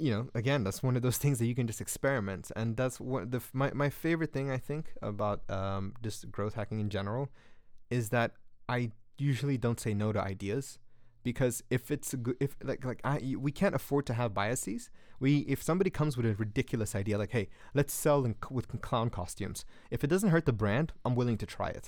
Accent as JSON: {"language": "English", "country": "Guinea", "second_language": "English", "said": "but in Guinea, where I'm from, and Guinea is like the fourth poorest country in Africa."}